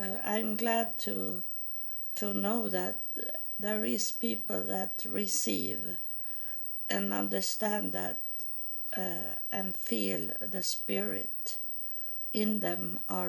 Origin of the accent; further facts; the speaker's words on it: Sweden; English is a second language; I was born in Sweden